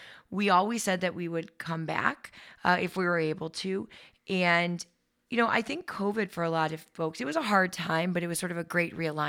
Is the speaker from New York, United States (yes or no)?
no; San Diego, California, United States; born there; So I was born in San Diego, and my mom was divorced by the time I was five.